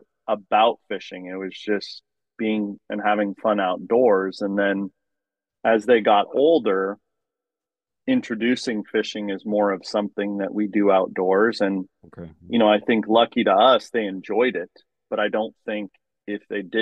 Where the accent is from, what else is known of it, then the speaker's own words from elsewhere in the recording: Lower Yuba River, California, United States; I grew up on the Lower Yuba River